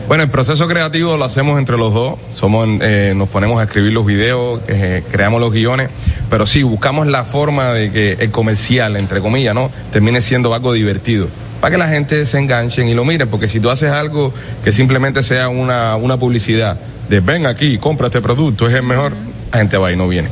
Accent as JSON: {"language": "Spanish", "country": "Cuba", "moved": "yes", "lives_now": "Miami, United States", "said": "como cubanos exiliados, nos encantaría regresar a, nuestra tierra y triunfar en nuestro país"}